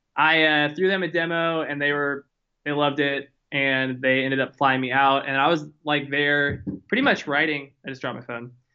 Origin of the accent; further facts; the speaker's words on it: Houston, Texas, United States; now in Austin, United States; I was born and raised in Houston